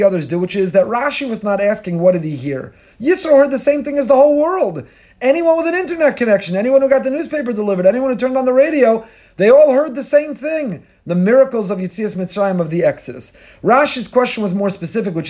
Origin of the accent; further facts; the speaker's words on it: Teaneck, New Jersey, United States; from my childhood growing up in Tinek